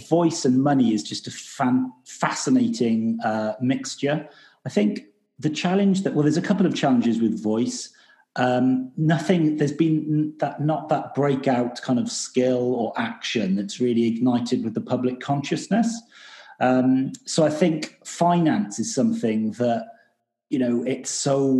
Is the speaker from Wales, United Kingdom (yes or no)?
yes; Wales, United Kingdom; now in London, United Kingdom; I'm from a place called Wales